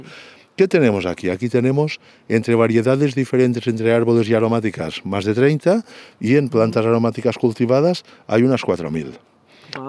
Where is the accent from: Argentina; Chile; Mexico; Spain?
Spain; Santa Eulària des Riu, Balearic Islands; yo soy de Santa Eulalia